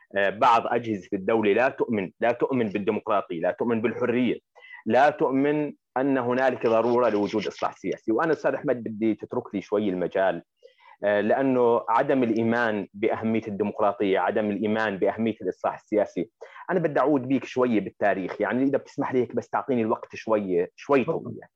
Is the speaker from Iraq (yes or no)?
no; Jordan